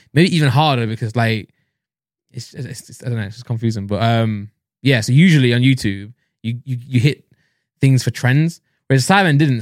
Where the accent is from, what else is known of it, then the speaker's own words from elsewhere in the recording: Nottingham, East Midlands, United Kingdom; I'm from Nottingham